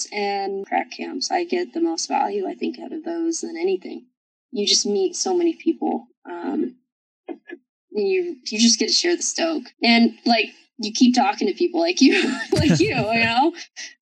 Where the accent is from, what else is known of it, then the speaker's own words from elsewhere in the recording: the South, Kentucky, United States; moved away as an adult; also born or lived in Moab, Utah; I come from South, and you know, I kind of have like a hard background.